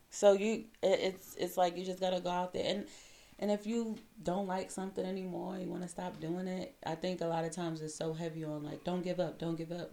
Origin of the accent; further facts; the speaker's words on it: New York City, New York, United States; moved away as an adult; also born or lived in Washington, District of Columbia, United States / Seattle / California / Virginia Beach; now in DMV area, United States; born and raised in uh, Crown Heights.